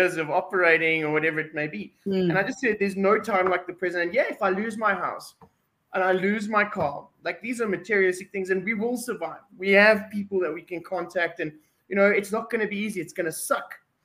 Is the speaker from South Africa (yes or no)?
yes; South Africa; We're South African.